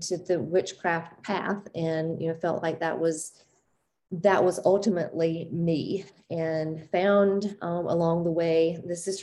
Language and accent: English; the South, United States; I grew up in the South and had a very religious upbringing